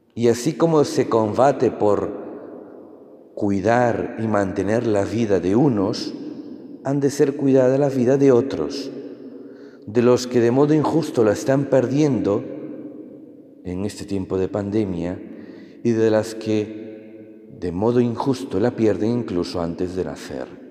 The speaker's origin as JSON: {"language": "Spanish", "country": "Peru", "moved": "yes", "said": "en Perú, de donde vengo"}